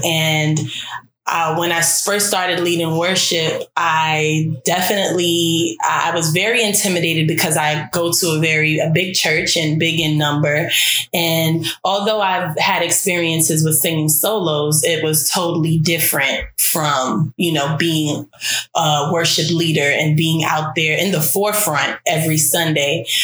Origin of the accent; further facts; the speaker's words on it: New York City, New York, United States; I am from Brooklyn, New York